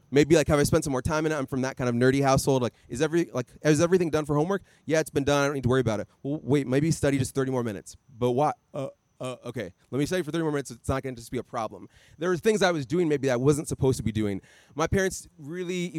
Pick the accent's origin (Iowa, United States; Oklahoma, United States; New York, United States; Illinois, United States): Iowa, United States; I grew up in Iowa